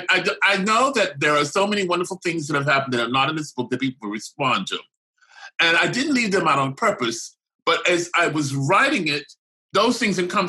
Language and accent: English; the South, United States; when I was growing up in the South